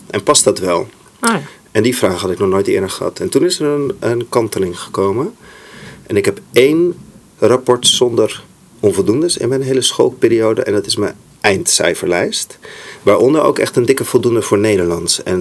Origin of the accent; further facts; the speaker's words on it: Saudi Arabia; want ik ben opgegroeid in Saudi-Arabië. Dus daar ging ik voor het eerst naar school, midden in de woestijn.